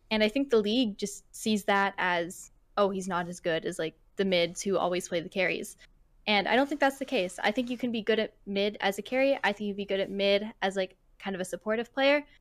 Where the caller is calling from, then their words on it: Vancouver, British Columbia, Canada; Uh, Vancouver, Canada.